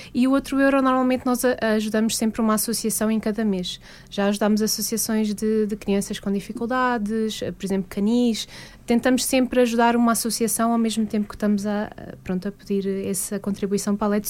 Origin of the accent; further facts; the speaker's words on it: Lisbon, Portugal; eu sou de Lisboa